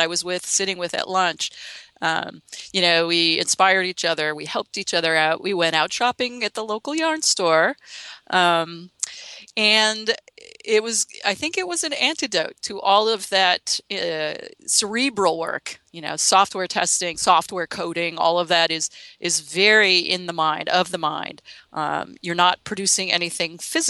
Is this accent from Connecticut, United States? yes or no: yes; Connecticut, United States; moved away as an adult; also born or lived in Massachusetts; now in San Francisco, United States; Well, I live in San Francisco, but I grew up in the Northeast in Connecticut, lived in Massachusetts for many years